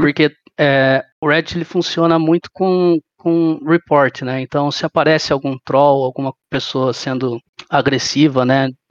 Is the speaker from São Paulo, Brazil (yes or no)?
yes; Sorocaba, São Paulo, Brazil; eu sou de Sorocaba